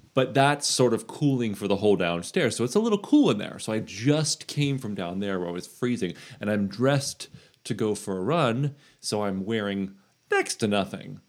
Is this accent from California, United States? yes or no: no; New Smyrna Beach, Florida, United States; New Smyrna Beach in Florida